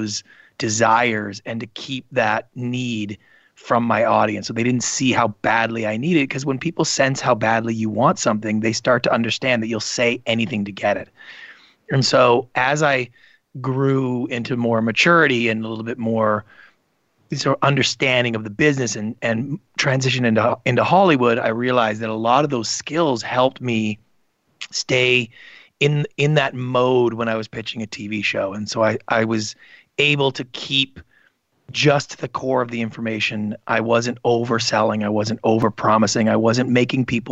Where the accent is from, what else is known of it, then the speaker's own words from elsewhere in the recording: Canada; I grew up in Canada